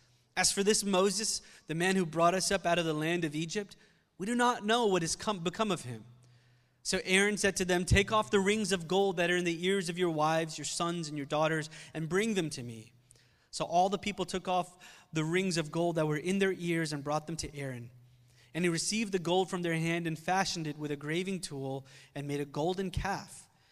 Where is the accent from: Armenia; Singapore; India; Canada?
India; also born or lived in Philadelphia, United States; now in United States; I spent some time in high school there. And when we came to the country from India, we lived in Philly in the beginning.